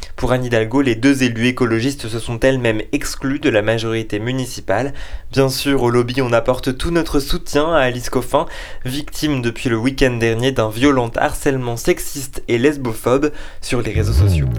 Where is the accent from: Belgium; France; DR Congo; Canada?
France; Bourg-lès-Valence, Auvergne-Rhône-Alpes; also born or lived in Lyon; J'ai grandi à Bourg-les-Valences